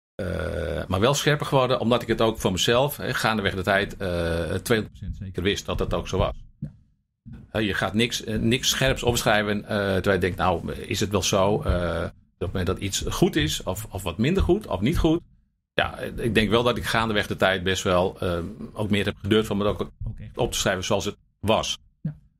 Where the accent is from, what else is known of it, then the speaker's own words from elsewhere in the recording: Buitenpost, Friesland, Netherlands; ik ben opgegroeid in Buitenpost.